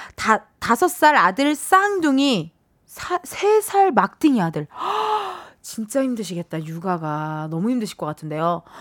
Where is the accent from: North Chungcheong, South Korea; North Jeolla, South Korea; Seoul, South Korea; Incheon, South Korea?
Incheon, South Korea; 제가 인천 사람이라고